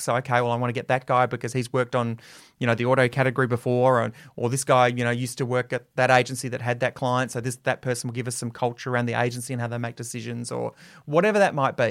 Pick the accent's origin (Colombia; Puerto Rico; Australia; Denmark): Australia; Adelaide, South Australia; I got my first radio job in my hometown of Adelaide